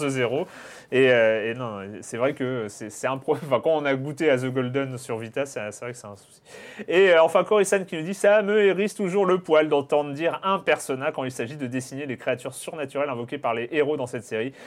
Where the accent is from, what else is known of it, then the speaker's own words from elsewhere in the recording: France; en tant que Français.